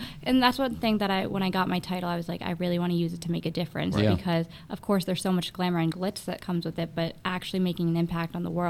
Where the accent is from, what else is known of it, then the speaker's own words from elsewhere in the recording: Ajmer, Rajasthan, India; born there; I was born in Ajmer.